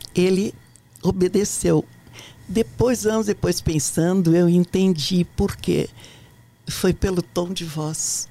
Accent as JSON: {"language": "Portuguese", "town": "Ijuí", "region": "Rio Grande do Sul", "country": "Brazil", "also_born_or_lived": "Porto Alegre", "moved": "as an adult", "lives_now": "Brasília, Brazil"}